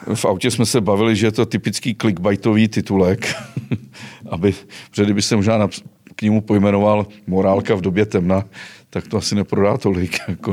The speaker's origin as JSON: {"language": "Czech", "area": "Cheb region", "region": "Karlovy Vary Region", "country": "Czechia", "tie": "born or raised there", "said": "mého rodného Chebska"}